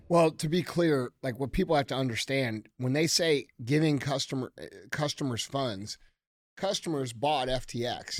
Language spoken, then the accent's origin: English; United States; we as American citizens